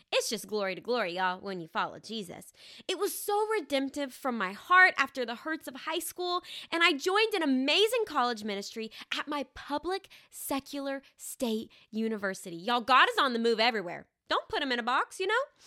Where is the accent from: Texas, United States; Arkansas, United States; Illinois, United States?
Arkansas, United States; I'm actually from Arkansas. And I grew up in the same house, this little red brick house with a white picket fence, for the very first eighteen years of my life